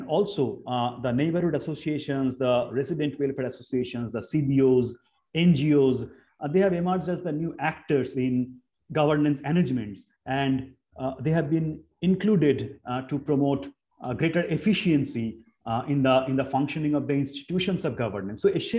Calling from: Shantiniketan, West Bengal, India; English is a second language; because I am joining today from Shantiniketan.

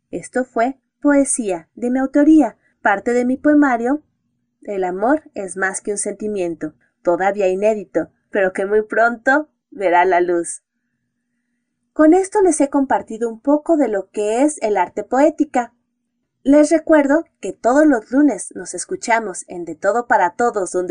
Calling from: Mexico City, Mexico; desde la Ciudad de México, y nos escuchamos próximamente.

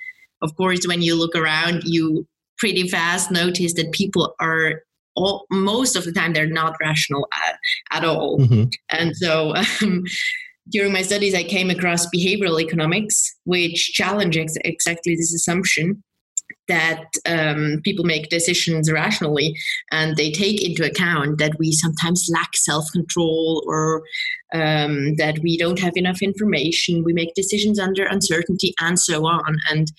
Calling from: Bern, Switzerland; I'm calling in from Bern in Switzerland.

